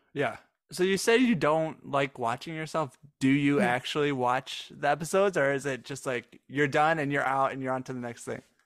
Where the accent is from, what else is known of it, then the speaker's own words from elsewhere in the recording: Michigan, United States; now in Dallas, United States; I was from Michigan